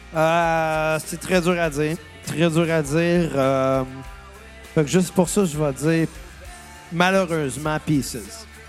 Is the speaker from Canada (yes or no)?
yes; Saint-Rémy, Quebec, Canada; accent: Saint-Rémy; Avec mon accent de Saint-Rémy